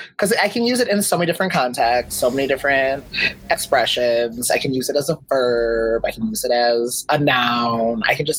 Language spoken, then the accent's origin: English; Chicago, Illinois, United States; I'm from Chicago.